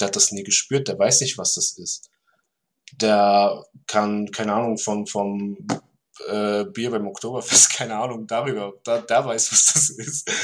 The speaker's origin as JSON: {"language": "German", "region": "Vorarlberg", "country": "Austria", "said": "ich bin aus Vorarlberg."}